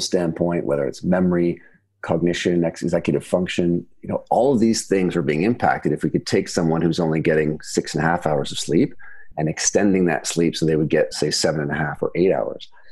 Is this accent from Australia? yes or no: no; Canada; now in United Kingdom; I'm from Canada, and of course here in the UK